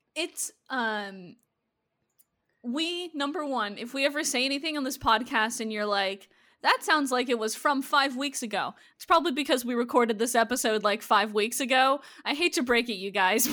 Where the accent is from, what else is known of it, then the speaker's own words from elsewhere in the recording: Minnesota and Iowa, United States; I grew up in Minnesota and Iowa